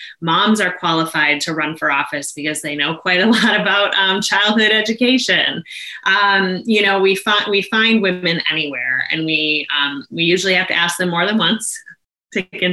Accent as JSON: {"language": "English", "region": "Maine", "country": "United States", "tie": "born or raised there", "said": "I went on to serve as the executive director here in my home state"}